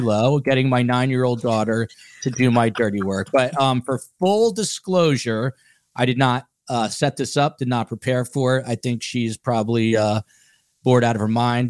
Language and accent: English; Highland Park, New Jersey, United States; accent: Jersey; where I grew up in Highland Park, New Jersey